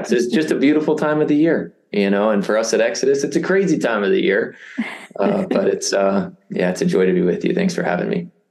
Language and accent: English; Indiana, United States; I grew up in Indiana. I, I live basically back where you know where where I I started